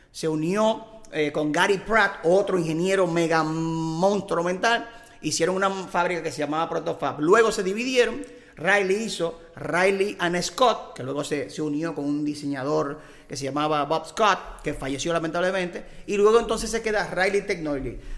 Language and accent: Spanish; Dominican Republic; nosotros somos eh, dominicanos, dominicanos